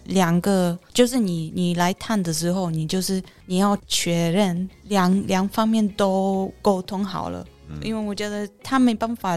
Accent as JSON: {"language": "Chinese", "country": "Poland", "moved": "yes", "lives_now": "Taiwan", "said": "我是来自波兰的"}